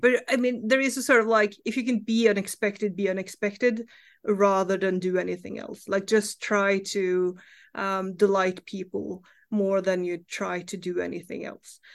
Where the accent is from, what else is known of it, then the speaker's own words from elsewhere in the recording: Norway; English is a second language; I live in Norway. I grew up in Norway.